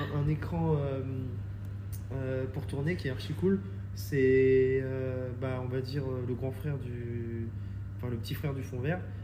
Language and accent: French; Reims, Grand Est, France; moved away as an adult; also born or lived in Paris; je viens de Reims à la base